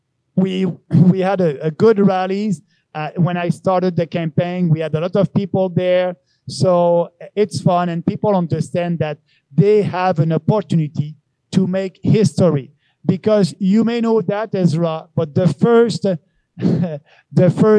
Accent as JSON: {"language": "English", "area": "Beauce", "region": "Quebec", "country": "Canada", "moved": "yes", "lives_now": "Montreal, Canada", "said": "I'm a guy from Montreal, originally from Beauce"}